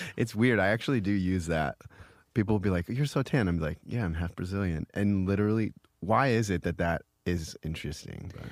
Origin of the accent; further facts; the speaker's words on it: Iowa, United States; now in New York, United States; I come from Iowa